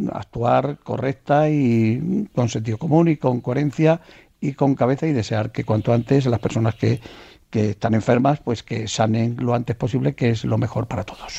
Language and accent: Spanish; Seville, Andalusia, Spain; yo soy más sevillano que la Torre del Oro